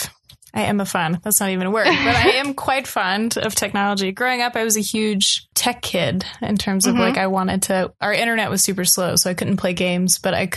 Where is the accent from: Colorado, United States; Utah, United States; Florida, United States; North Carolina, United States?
North Carolina, United States; I'm Jewish and my mom is gay and I grew up like in Western North Carolina.